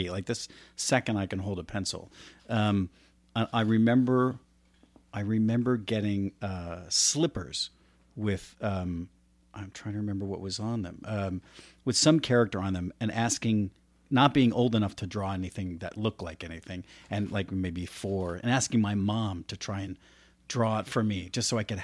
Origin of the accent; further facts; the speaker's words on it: Florida, United States; also born or lived in New Jersey; now in California, United States; I grew up in Florida